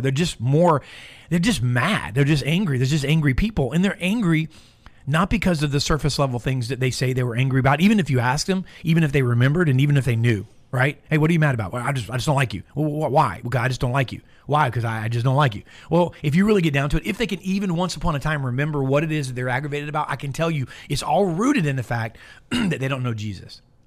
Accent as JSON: {"language": "English", "town": "Tampa", "region": "Florida", "country": "United States", "tie": "born or raised there", "said": "born and raised in Tampa"}